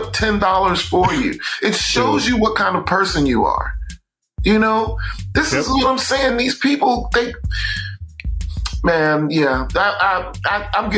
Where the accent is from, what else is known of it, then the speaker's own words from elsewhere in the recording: New York, United States; I'm from New York